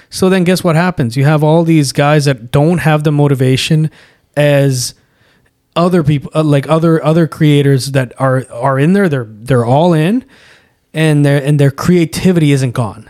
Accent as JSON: {"language": "English", "country": "Canada", "tie": "born or raised there", "said": "we grew up in Canada"}